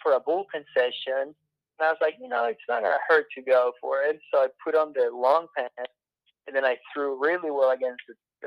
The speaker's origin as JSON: {"language": "English", "country": "Venezuela", "tie": "born or raised there", "moved": "yes", "said": "when I was growing up in Venezuela, I would go watch winter baseball games"}